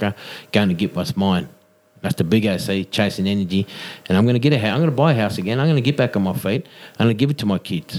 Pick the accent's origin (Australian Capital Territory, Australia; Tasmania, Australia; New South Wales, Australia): New South Wales, Australia; Tingha; now in Newcastle, Australia; I come from Tinga, but, you know, like Newcastle's my home now